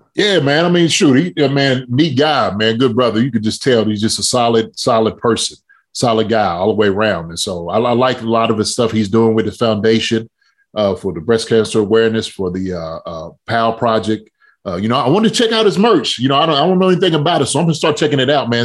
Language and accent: English; Kentucky, United States; moved away; I'm from Kentucky